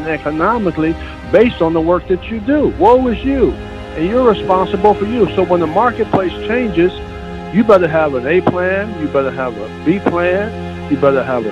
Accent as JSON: {"language": "English", "town": "Whitesboro", "region": "New Jersey", "country": "United States", "tie": "born or raised there", "said": "Grew up in a small town called Whitesboro, New Jersey"}